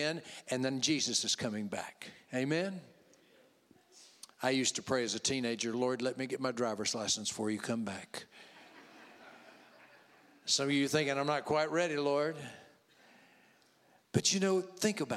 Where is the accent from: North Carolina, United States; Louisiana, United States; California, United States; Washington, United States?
Louisiana, United States; I'm from Louisiana